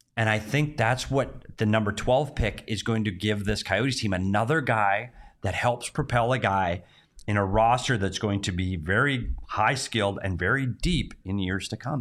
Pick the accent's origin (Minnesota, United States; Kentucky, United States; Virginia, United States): Minnesota, United States; moved away; my home state, Minnesota